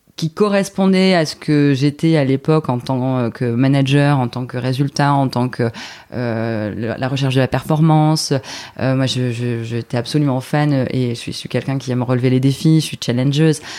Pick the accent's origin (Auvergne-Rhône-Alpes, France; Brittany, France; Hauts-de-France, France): Hauts-de-France, France; Dunkirk; moved away as an adult; also born or lived in Lille; Je suis originaire de Dunkerque à la base